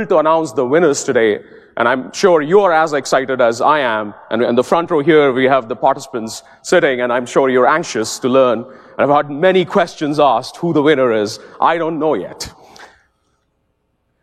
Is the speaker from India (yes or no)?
yes; India; As a kid growing up in India, when I was 7 years old